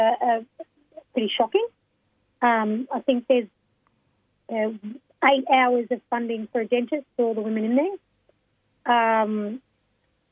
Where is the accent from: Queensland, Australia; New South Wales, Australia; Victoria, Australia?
Victoria, Australia; Melbourne; I'm from Naam, so Melbourne, and I'm a Wurundjeri Noongar Wurrung woman